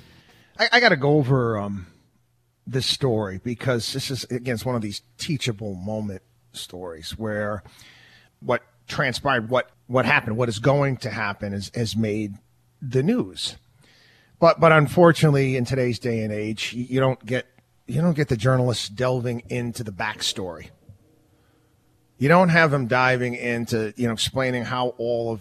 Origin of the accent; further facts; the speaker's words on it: outside of Albany, New York, United States; also born or lived in Syracuse, New York; I'm from upstate New York. I grew up outside of Albany, New York, went to college out there in Syracuse